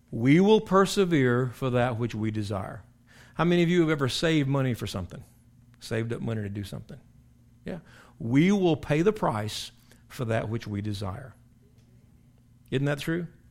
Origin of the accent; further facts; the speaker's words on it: South Carolina, United States; moved away; I went back to my hometown in South Carolina, King Street, which is not a very big place, but it's where I was born and raised